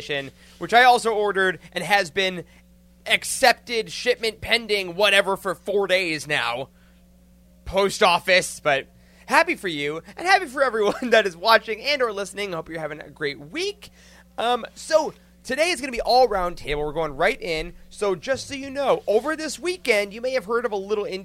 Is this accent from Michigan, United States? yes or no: yes; Michigan, United States; I'm from Michigan